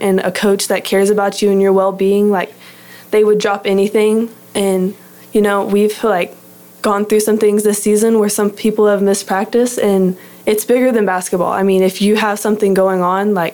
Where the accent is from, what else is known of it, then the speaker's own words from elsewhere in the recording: Heath, Texas, United States; I'm from Heath, Texas, which is about 30, 45 minutes outside of Dallas. I went to a little private school, Dallas Christian. Grew up there